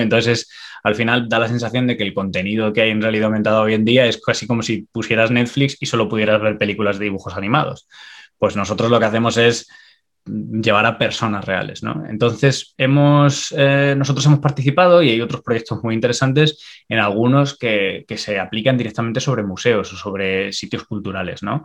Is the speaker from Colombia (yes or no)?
no; Extremadura, Spain; moved away as an adult; now in Ireland; yo soy extremeño